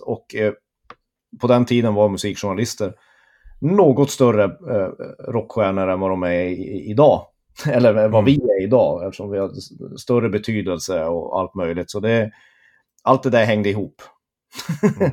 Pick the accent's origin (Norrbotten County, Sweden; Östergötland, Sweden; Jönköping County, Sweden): Norrbotten County, Sweden; Tornedalen; jag är halvt uppvuxen i Tornedalen, och i Torne, vid Torneälven